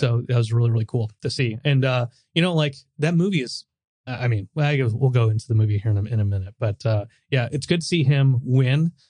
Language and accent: English; United States; I'm American